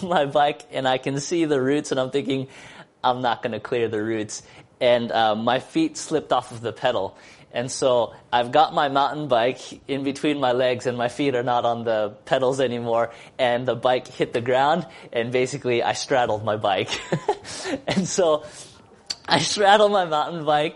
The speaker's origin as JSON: {"language": "English", "town": "Seattle", "region": "Washington", "country": "United States", "said": "I come from Seattle"}